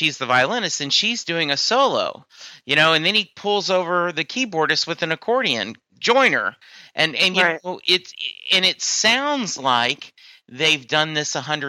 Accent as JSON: {"language": "English", "region": "Louisiana", "country": "United States", "said": "I'm from Louisiana originally, and the college I attended, an instrumental of Jolie Blanc is the college's fight song."}